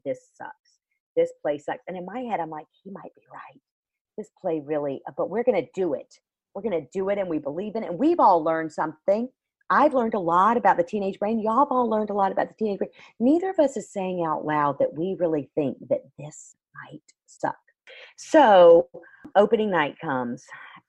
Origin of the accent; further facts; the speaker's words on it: Florida, United States; I'm still from Florida